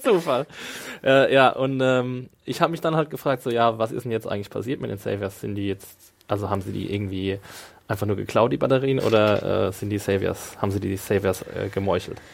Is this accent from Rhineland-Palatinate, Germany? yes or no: yes; Neustadt an der Weinstraße, Rhineland-Palatinate, Germany; ist nicht meine Heimatstadt, ist Neustadt, aber ist ein Na-, Nachbardorf